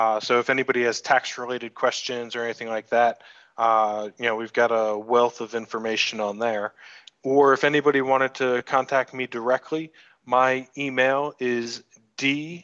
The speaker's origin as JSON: {"language": "English", "region": "New York", "country": "United States", "also_born_or_lived": "Buenos Aires, Argentina", "moved": "as an adult", "lives_now": "Bali, Indonesia", "said": "I'm from New York originally"}